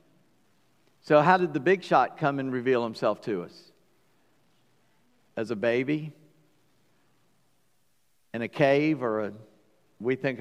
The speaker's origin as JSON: {"language": "English", "town": "Charleston", "region": "South Carolina", "country": "United States", "tie": "born or raised there", "said": "When I was born on July 21st, 1959, at 5:18 in the morning, weighing 8:15 in St. Francis Hospital, Charleston, South Carolina"}